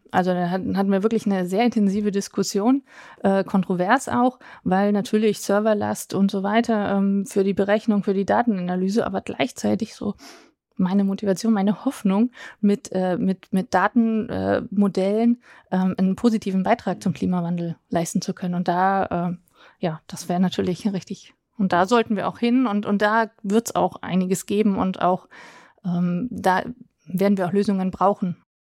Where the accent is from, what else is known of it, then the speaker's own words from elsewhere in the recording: Berlin, Germany; also born or lived in near Dietenhofen, Bavaria; now in Dietenhofen area, Germany; für mich als Berliner Pflanze